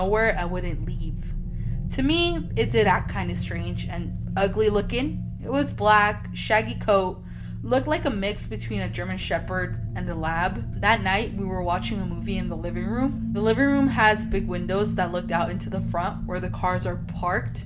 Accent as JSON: {"language": "English", "country": "Mexico", "said": "we're from Mexico"}